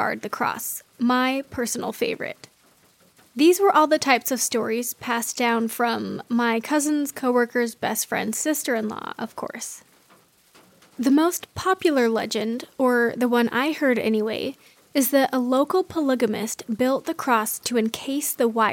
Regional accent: Kaysville, Utah, United States; my hometown in Kaysville, Utah

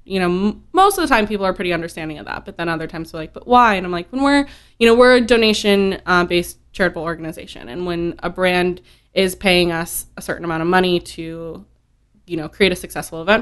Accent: Santa Rosa, California, United States; moved away as an adult; I'm born and raised in Santa Rosa

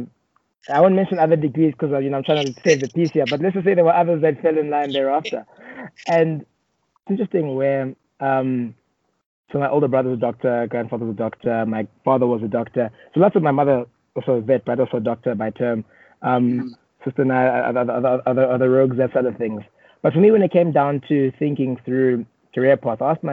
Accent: Johannesburg, Gauteng, South Africa; born and raised in South Africa, Johannesburg, but I have strong roots in Uganda, as my parents grew up and were born in Uganda.

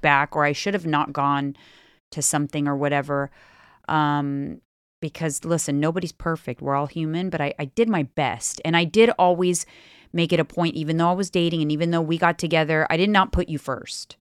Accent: Bay Area, California, United States; we're from the Bay Area

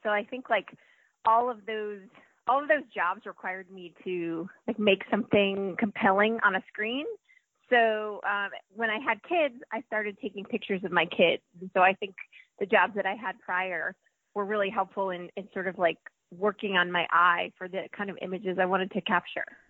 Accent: New Jersey, United States; moved away as an adult; also born or lived in North Carolina; now in Atlanta, United States; I grew up in New Jersey

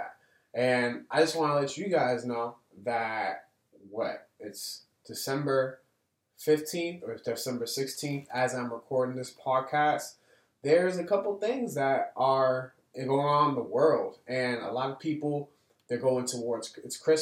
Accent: Boston, Massachusetts, United States; here in my hometown, in the place that I was raised

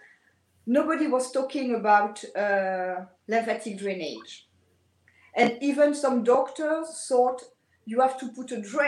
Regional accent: France; accent: French; English is a second language; moved away; also born or lived in Paris, France; I am French, as my accent can tell you.

